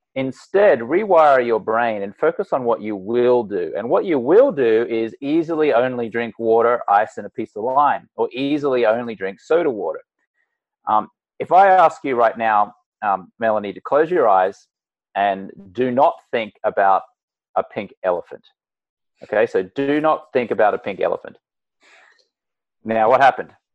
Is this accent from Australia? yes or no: yes; Australia; moved away as an adult; now in United States; I'm Australian American, and I grew up in an Australian drinking